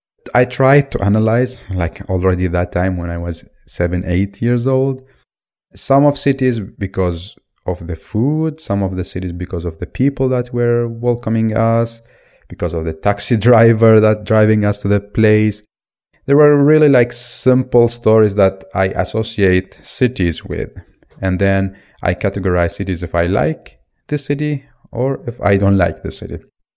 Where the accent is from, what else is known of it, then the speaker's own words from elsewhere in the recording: Baghdad, Baghdad Governorate, Iraq; Originally, I'm from Iraq in Baghdad. Due to the situation in the country, because of the many wars, because of the dictatorship, and now recently because of Al-Qaeda, me and my family were moving all the time.